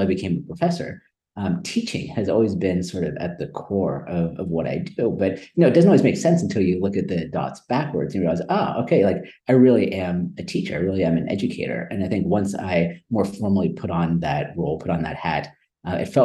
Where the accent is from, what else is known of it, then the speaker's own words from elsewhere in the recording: Silicon Valley Bay Area, California, United States; also born or lived in India; I grew up in Silicon Valley Bay Area.